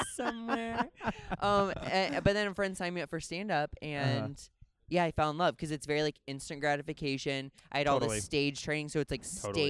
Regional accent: Midwest, United States; now in Los Angeles, United States; I grew up in the Midwest.

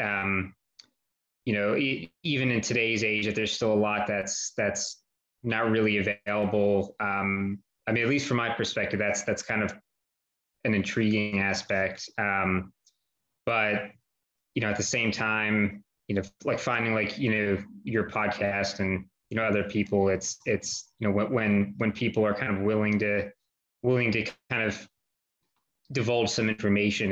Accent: United States; now in Philadelphia, United States; I wasn't born here. I was born outside

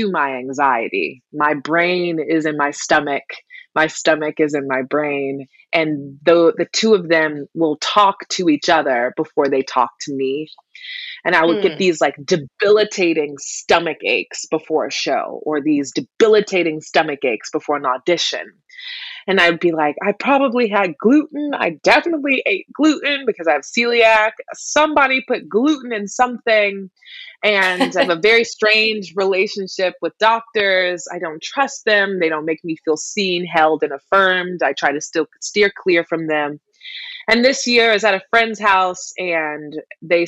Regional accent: South Carolina, United States; moved away; I am originally from South Carolina

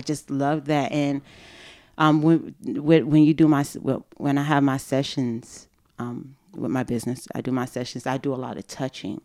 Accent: Fort Lauderdale, Florida, United States; moved away as an adult; I grew up in Fort Lauderdale, Florida, in a, you know, in a Haitian community, in a Haitian household.

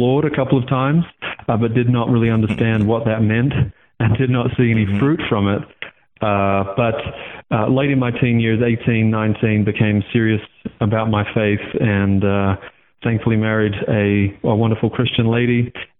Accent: Australia; now in Sanford, United States; I'm originally from Australia, and currently I'm serving as a senior manager of communications at Ligonier Ministries, and I'm calling you now not from down under, but from Sanford here in Central Florida.

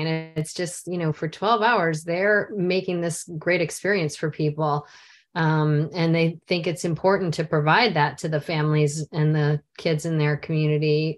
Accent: near Chicago, Illinois, United States; I grew up near Chicago

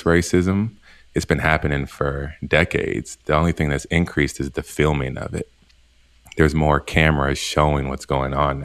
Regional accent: Oakland, California, United States; growing up in Oakland

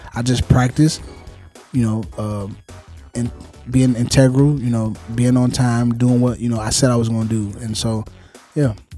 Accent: Chicago, Illinois, United States; growing up in Chicago

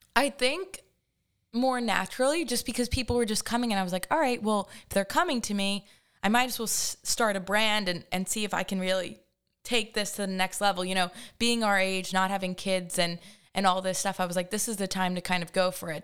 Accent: Hampton Bays, New York, United States; I grew up in Hampton Bays, uh, the land of the Baymen

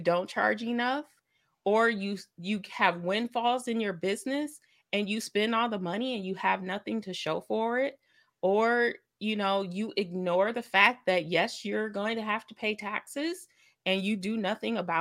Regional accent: Lake Michigan, United States; now in Kalamazoo, Michigan, United States; I grew up on Lake Michigan. It was like 10 minutes from my house

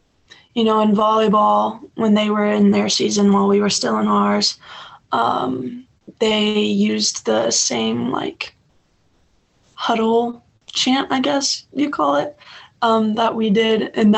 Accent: Kansas, United States; born there; I was born in Kansas, actually, so it'd be pretty cool to go back there.

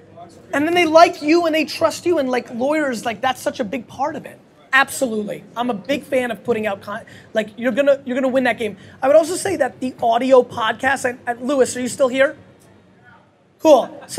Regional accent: Babruisk, Mogilev Region, Belarus; now in United States; I'm from Babruisk, it's a small fucking place.

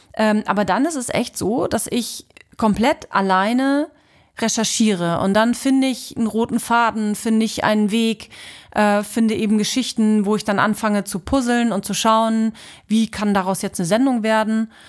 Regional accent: Halle, Saxony-Anhalt, Germany; moved away as an adult; also born or lived in Usedom / Hannover / Bremen; now in Kiel, Germany; Ich komme ja aus äh, Halle Leipziger Ecke, bin ja eigentlich Ossi

